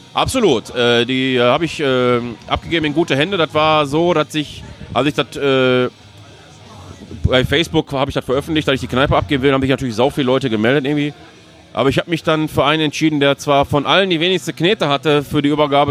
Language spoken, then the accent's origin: German; Duisburg, North Rhine-Westphalia, Germany; aus Duisburg komme ich.